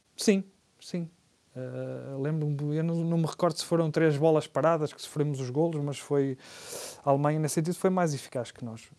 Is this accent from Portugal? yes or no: yes; Portugal; como portugueses